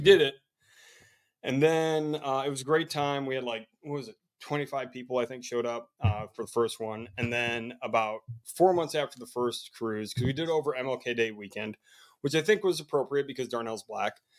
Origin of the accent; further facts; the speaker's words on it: Chicago, Illinois, United States; now in Columbia, United States; I'm from Chicago, Illinois. Currently, the, currently living in Columbia, South Carolina